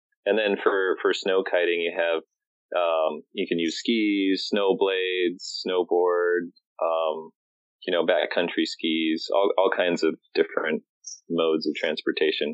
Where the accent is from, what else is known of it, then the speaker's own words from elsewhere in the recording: Chicago, Illinois, United States; I grew up in Chicago, and just right in the city downtown